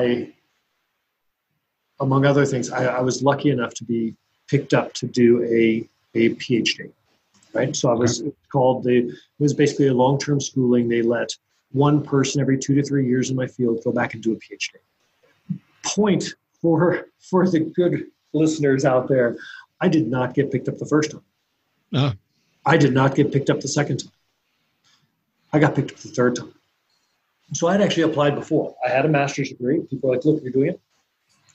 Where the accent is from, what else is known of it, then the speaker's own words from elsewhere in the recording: Kansas, United States; moved away as an adult; I'm from Kansas